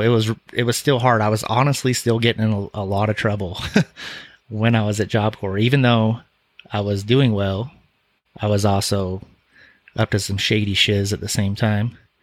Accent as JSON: {"language": "English", "town": "Salt Lake City", "region": "Utah", "country": "United States", "tie": "born or raised there"}